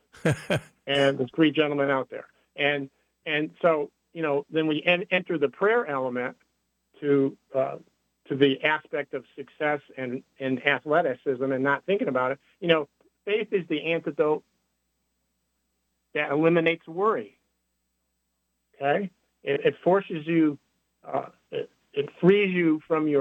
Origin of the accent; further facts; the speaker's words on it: Connecticut, United States; when I grew up in Connecticut in an Italian family